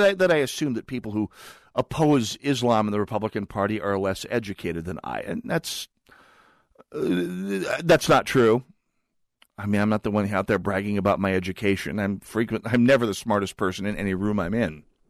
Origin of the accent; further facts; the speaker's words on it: Ross, North Dakota, United States; my hometown, a place called Ross, North Dakota